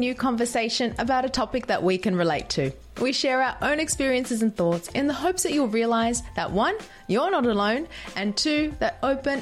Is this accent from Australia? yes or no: yes; Australia; because of the Italian background and, you know, growing up in Australia